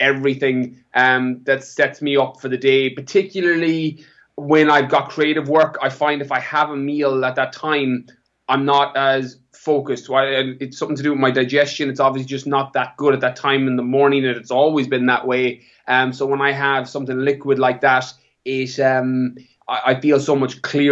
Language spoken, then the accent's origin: English; Ireland; moved away as an adult; also born or lived in California; I'm from Ireland, born and bred, apart from my time away.